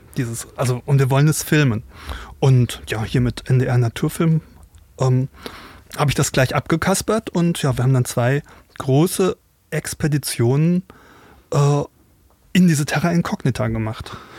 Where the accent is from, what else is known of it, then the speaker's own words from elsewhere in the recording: Rhenish Hesse, 20 km south of Mainz, Rhineland-Palatinate, Germany; ich bin in Rheinhessen groß geworden, 20 Kilometer südlich von Mainz